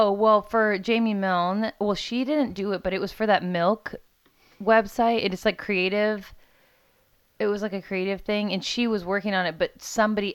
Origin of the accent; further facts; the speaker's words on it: Crystal Lake, Iowa, United States; accent: a little bit Minnesota-y; also born or lived in Forest City, Iowa; now in Des Moines, United States; I'm from like the country up in like north central Iowa